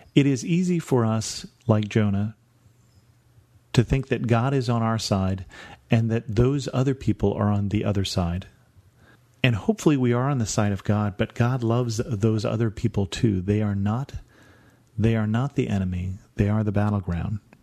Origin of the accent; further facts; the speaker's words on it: United States; Being an American